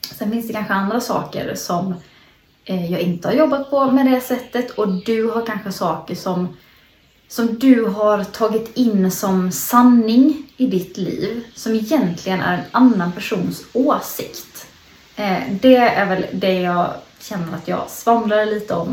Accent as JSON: {"language": "Swedish", "region": "Småland", "country": "Sweden", "said": "Jag sitter i mina föräldrars eh, växthus hemma i Småland"}